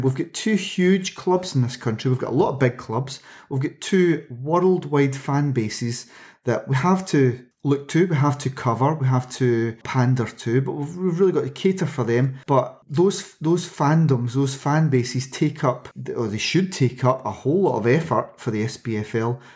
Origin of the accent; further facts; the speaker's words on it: United Kingdom; as a British sports fan